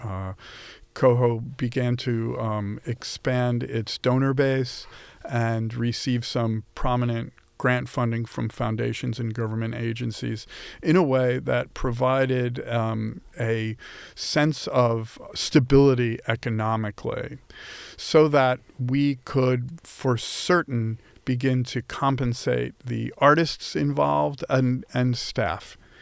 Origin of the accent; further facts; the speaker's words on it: Long Island, New York, United States; I grew up on Long Island